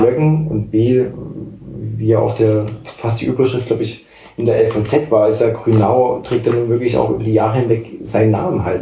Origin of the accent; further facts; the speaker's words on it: near Dresden, Saxony, Germany; moved away as an adult; also born or lived in Halle; now in Leipzig, Germany; ich komme ja aus bei Dresden, also habe bin ja nicht unmittelbar in Dresden aufgewachsen, aber halt die Jugend ja dann schon auch irgendwie in Dresden